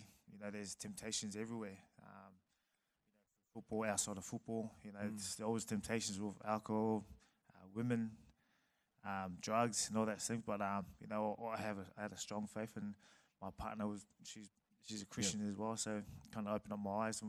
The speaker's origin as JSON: {"language": "English", "country": "Samoa", "tie": "born or raised there", "also_born_or_lived": "New Zealand", "moved": "yes", "said": "I was born in New Zealand, raised in Samoa"}